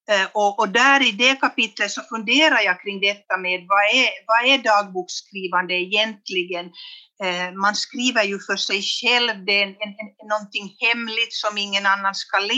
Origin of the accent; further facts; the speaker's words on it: Vännäs, Västerbotten County, Sweden; born there; eller pappa kom från Jeppo lite längre söderut och jag är då född i Vännäs.